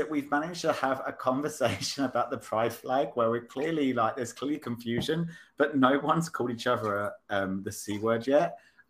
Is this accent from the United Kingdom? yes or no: yes; United Kingdom; moved away; I'm British.